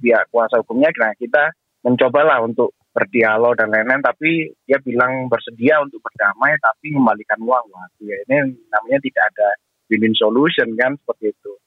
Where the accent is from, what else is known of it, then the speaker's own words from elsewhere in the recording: Surabaya, East Java, Indonesia; saya juga warga Surabaya